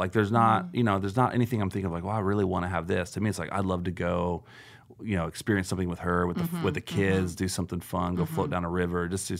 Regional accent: Florida, United States; I'm from Florida

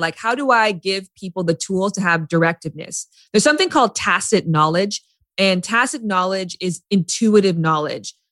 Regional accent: Canada; now in Los Angeles, United States; I'm from Canada. I lived in LA.

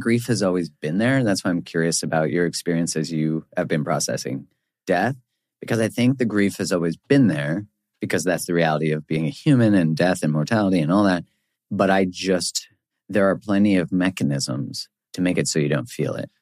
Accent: Canada; I'm from Canada

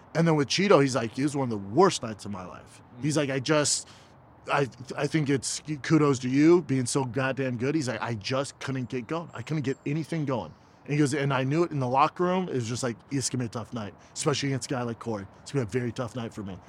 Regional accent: Aurora, Colorado, United States; from Aurora, Colorado, my hometown.

